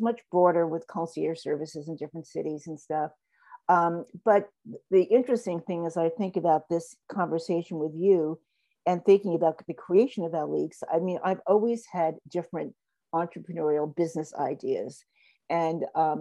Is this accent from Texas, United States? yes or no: no; New York City, New York, United States; I grew up in New York. I grew up at a wonderful street in Harlem